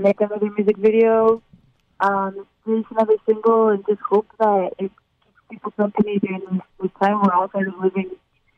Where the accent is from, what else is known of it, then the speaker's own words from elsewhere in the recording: Miami, Florida, United States; So I grew up in Miami